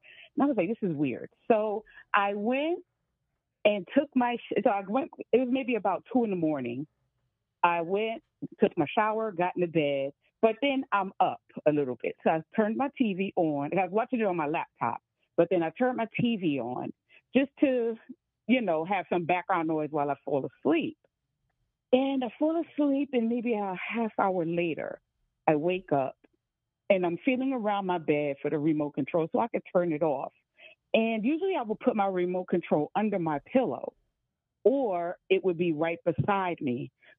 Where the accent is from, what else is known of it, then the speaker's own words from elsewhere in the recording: New York City, New York, United States; When I had first moved in to my apartment, I'm from New York City, okay